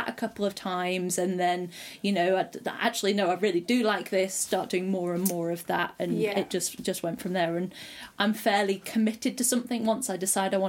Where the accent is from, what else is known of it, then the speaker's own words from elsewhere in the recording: the Lakes, North West England, United Kingdom; moved away as an adult; also born or lived in Nottingham; I'm from the Lakes.